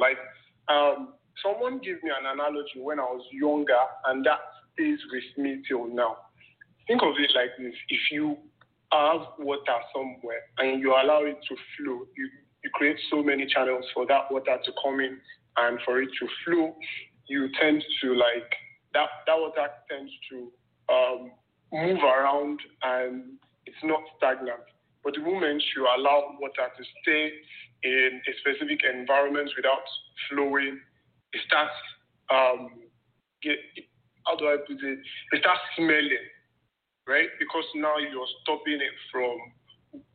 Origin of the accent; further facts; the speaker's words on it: Nigeria; I grew up in, and I was raised in Nigeria, in a struggling family